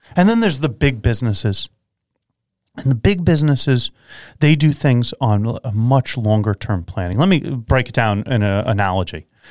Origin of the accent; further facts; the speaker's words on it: Long Island, New York, United States; I come from Long Island